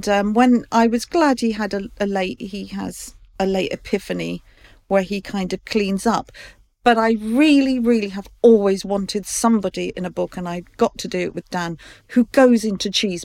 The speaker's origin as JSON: {"language": "English", "country": "Ireland", "said": "Oh, well, you see, because I'm Irish, I was the only child."}